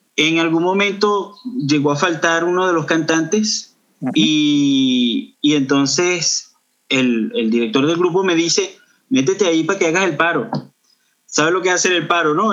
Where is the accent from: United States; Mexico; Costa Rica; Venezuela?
Venezuela; Los Teques, Miranda; moved away as an adult; also born or lived in Caracas, Venezuela; now in Canada; yo nací en, Caracas, pero me crié en una ciudad que está al sur de Caracas, llamada Los Teques